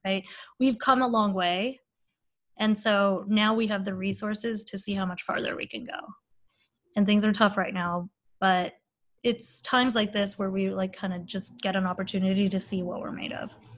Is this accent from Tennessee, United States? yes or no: no; Bay Area, California, United States; I grew up in the Bay Area